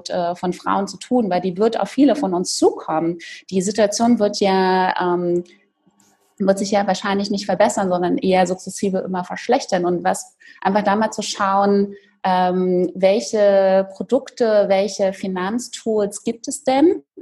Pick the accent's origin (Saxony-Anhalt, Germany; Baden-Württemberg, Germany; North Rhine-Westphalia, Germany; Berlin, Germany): Berlin, Germany; also zum Beispiel früher in Berlin, ich bin in Berlin aufgewachsen